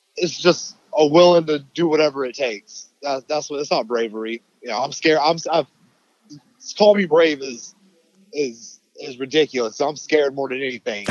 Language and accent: English; Charleston, South Carolina, United States; we're from here. We're from Charleston, South Carolina, and all of our family's still here